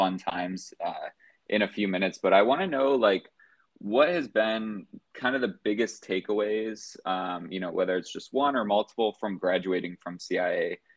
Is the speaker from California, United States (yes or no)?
no; just outside of Chicago, Indiana, United States; moved away as an adult; I'm from Indiana, just outside of Chicago